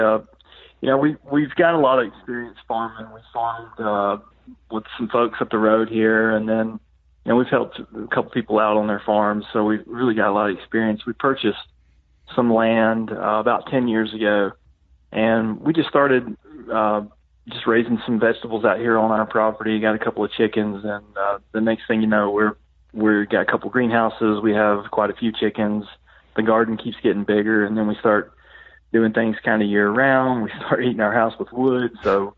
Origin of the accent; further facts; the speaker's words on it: Western North Carolina, United States; moved away as an adult; now in Middle Tennessee, United States; I grew up, I grew up over in Western North Carolina, and now, of course, I live in Middle Tennessee